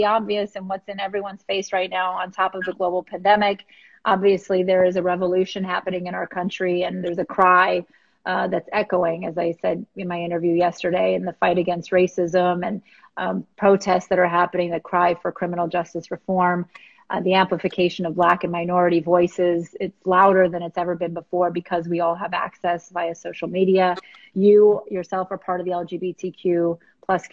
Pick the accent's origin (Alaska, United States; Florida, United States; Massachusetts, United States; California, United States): Florida, United States; West Palm Beach; I'm a born and raised in West Palm Beach